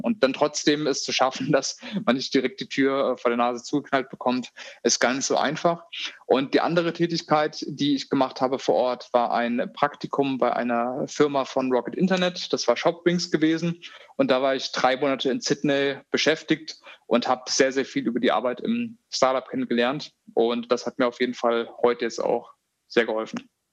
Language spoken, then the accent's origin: German; Hofheim, Hesse, Germany; also born or lived in Australia; Ich bin momentan im Rhein-Main-Gebiet. Wir haben unser Büro auch in Mainz, also so die Ecke. Da bin ich auch früher in Hofheim zur Schule gegangen